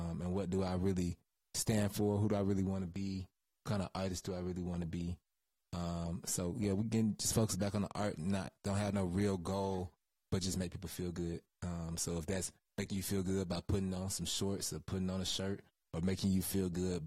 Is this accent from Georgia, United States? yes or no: yes; Henry County, Georgia, United States; also born or lived in Dunwoody, Georgia / Atlanta, Georgia; we moved to Henry County when I was like 3.